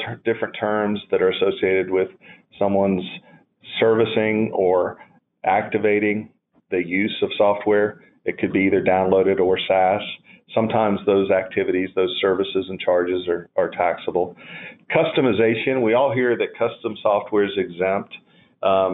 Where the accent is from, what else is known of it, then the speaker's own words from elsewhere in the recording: North Carolina, United States; I am from North Carolina